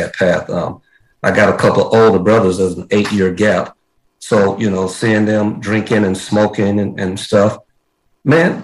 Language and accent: English; Crossett, Arkansas, United States; I am originally from Arkansas. I'm born in a small town down in southeast Arkansas.